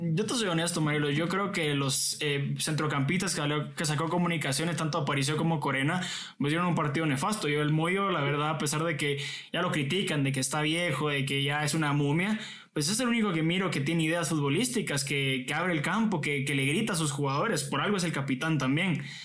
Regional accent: Guatemala; como chapines

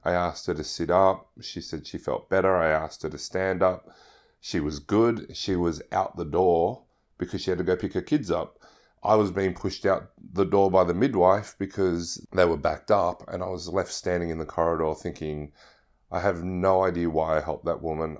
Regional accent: Sydney, New South Wales, Australia; I'm from Sydney, Australia

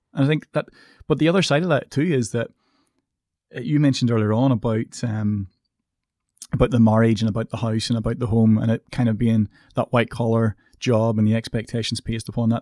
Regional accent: Coleraine, Northern Ireland, United Kingdom; I come from Coleraine, which is a relatively small town. I come from an estate.

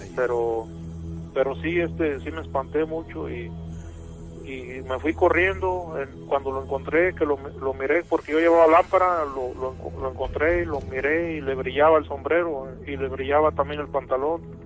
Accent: San Luis Potosí, Mexico; porque yo soy de un rancho. Eh, soy de San Luis Potosí, iba para mi rancho

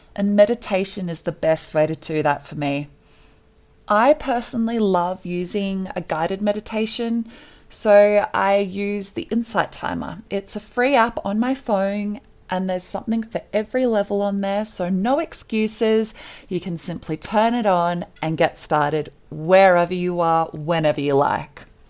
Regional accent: Australia; moved away as an adult; now in Colorado, United States; I was born and raised in Australia

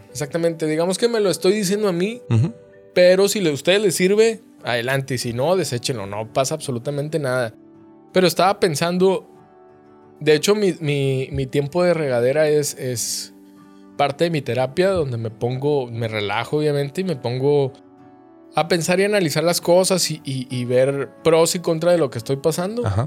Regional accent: Coahuila, Mexico; moved away as an adult; also born or lived in Saltillo, Mexico; now in Monterrey, Mexico; yo vengo de un pueblito, de una ciudad muy chiquita del estado de Coahuila

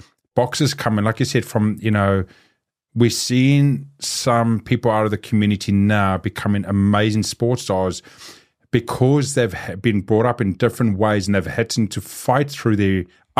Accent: South Africa; So growing up in South Africa, you know, having street fights there, doing everything else

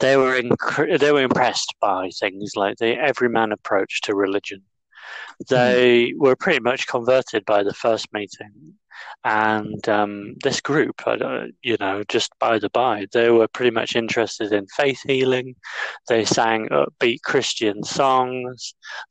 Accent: Yorkshire and the Humber, United Kingdom; accent: northern; where I'm from East Yorkshire

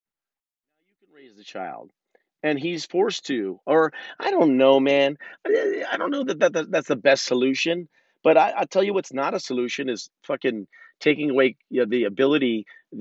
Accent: California, United States; moved away as an adult; also born or lived in Los Angeles / New York; now in Oregon, United States; I'm from California

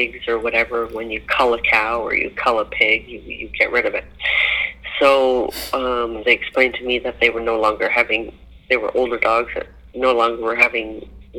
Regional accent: Amish country, Ontario, Canada; I grew up in Amish country, way back when I was a child

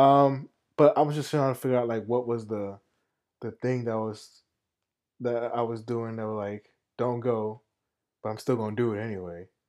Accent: New York, United States; moved away as an adult; living in New York, growing up in New York

